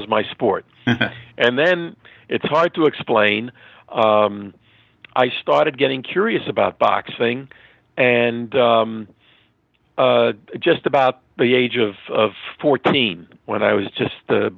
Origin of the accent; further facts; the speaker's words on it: New York City, New York, United States; originally from New York. I grew up in Queens, and I'm a New York boy